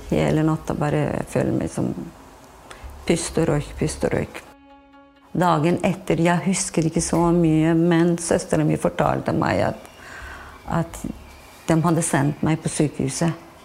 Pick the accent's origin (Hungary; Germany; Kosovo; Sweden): Kosovo; now in Fredrikstad, Norway; Vi er fra Kosovo